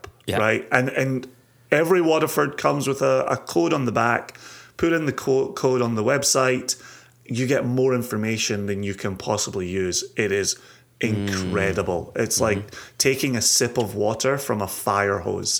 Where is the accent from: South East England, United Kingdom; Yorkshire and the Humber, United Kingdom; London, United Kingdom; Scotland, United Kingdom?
Scotland, United Kingdom; a Scotsman